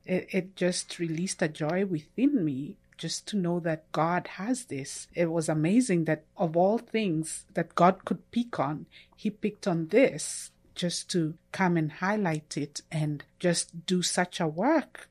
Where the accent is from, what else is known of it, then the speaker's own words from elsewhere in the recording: Kenya; moved away as an adult; now in United States; I'm originally from Kenya, uh, which is in E-, East Africa. I grew up there